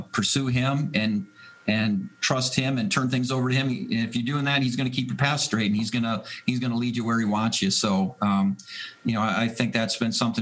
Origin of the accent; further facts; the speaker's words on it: Green Bay, Wisconsin, United States; now in Buffalo, United States; I grew up in Green, Wisconsin